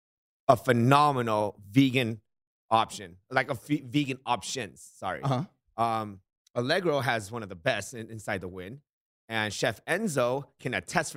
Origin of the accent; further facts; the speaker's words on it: Los Angeles, California, United States; moved away as an adult; now in Las Vegas, United States; I'm from Los Angeles. I've been in Las Vegas since 2010, so 13 years